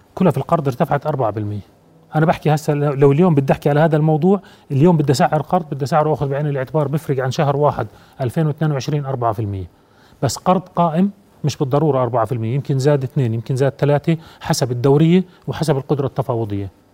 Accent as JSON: {"language": "Arabic", "country": "Jordan", "said": "أنا كمواطن أردني"}